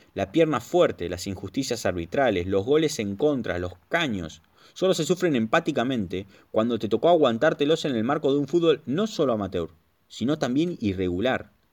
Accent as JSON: {"language": "Spanish", "country": "Argentina", "moved": "yes", "lives_now": "Spain"}